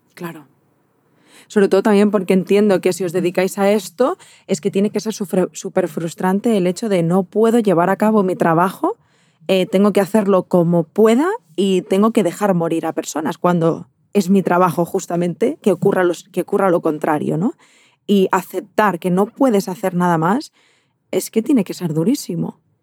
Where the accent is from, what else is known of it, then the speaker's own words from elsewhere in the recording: Barcelona, Catalonia, Spain; de donde yo soy, en, en Barcelona